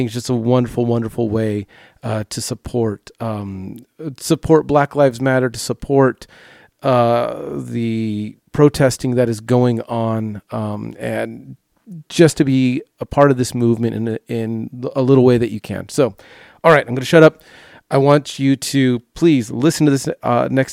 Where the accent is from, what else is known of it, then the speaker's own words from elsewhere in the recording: Long Beach, California, United States; I grew up in the Long Beach area